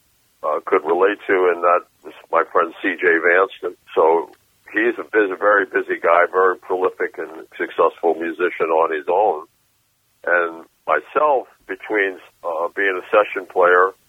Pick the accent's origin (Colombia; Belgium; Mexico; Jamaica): Mexico; Mexico City; moved away; also born or lived in Boston; I grew up in Mexico City, so I was listening to a lot of guitar players